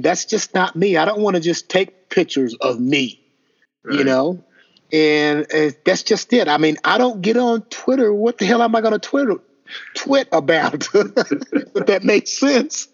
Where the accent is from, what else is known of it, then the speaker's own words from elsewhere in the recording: Indiana, United States; I'm from Indiana